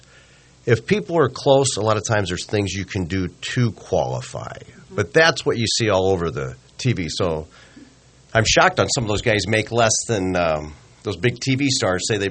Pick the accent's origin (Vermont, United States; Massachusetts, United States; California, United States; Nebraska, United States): Nebraska, United States; Omaha; born and raised in Omaha